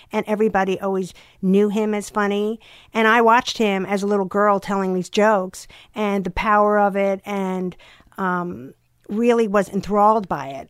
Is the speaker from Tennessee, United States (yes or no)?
no; Long Island, New York, United States; I was from Long Island